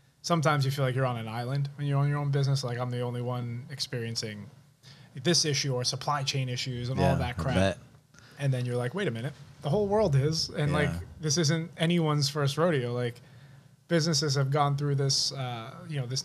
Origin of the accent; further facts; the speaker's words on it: New York City, New York, United States; I grew up in Rockaway Beach